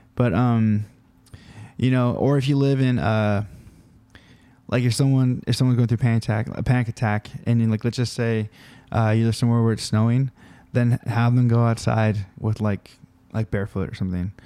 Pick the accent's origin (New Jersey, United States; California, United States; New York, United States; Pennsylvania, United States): California, United States; We're from California